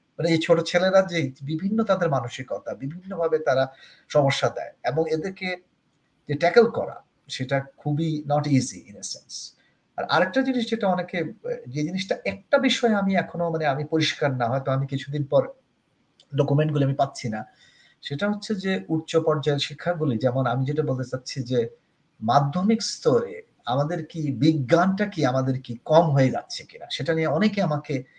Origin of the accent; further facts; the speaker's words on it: Bangladesh; আমি যেহেতু বাংলাদেশে এবং বাঙালি মানুষ